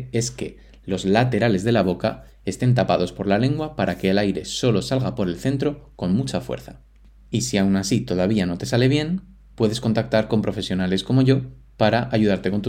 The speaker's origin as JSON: {"language": "Spanish", "region": "Moscow", "country": "Russia", "second_language": "Spanish", "said": "soy de Rusia, de Moscú, y mi pregunta para César es"}